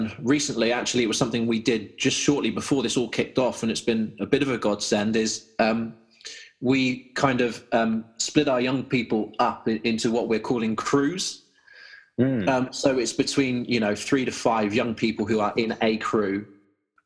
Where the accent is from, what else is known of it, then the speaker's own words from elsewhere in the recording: Malvern, West Midlands, United Kingdom; our youth ministry in my hometown here in Malvern